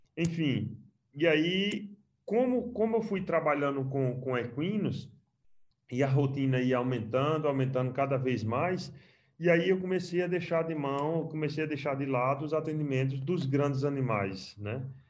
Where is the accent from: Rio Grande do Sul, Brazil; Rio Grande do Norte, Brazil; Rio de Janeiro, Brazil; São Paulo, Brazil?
Rio Grande do Norte, Brazil; Mossoró; moved away as an adult; also born or lived in Caruaru / Sobral; now in Qatar; Sou de Mossoró, terminei minha graduação lá e comecei a trabalhar lá a campo